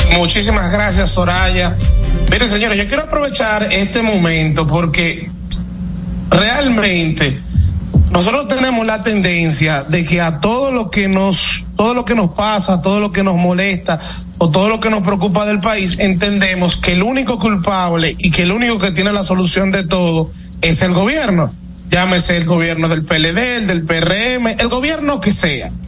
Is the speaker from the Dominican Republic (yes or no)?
yes; Dominican Republic; nosotros como dominicanos